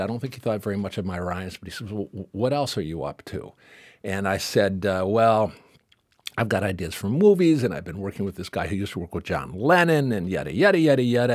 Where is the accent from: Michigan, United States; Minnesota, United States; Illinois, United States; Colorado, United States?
Michigan, United States; Detroit; I grew up in Detroit in the sixties when Motown was at its height